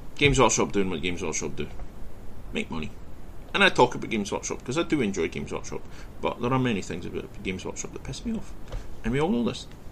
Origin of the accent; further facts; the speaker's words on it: west of Scotland, United Kingdom; I grew up in Scotland, where, in the west of Scotland, where Celtic and Rangers, Catholic and Protestant, were the divide